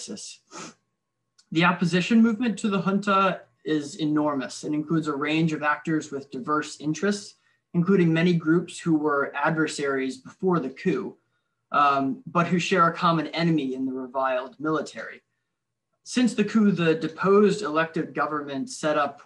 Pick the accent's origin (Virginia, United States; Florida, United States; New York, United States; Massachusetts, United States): Virginia, United States; Richmond; my hometown of Richmond, Virginia